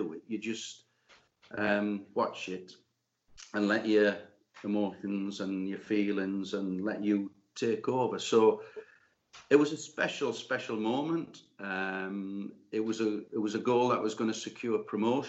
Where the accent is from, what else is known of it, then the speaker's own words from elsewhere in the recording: Newcastle upon Tyne, North East England, United Kingdom; I'm a Geordie and our family were Newcastle fans. My dad took me to St. James's Park in 1955. So I was 7 then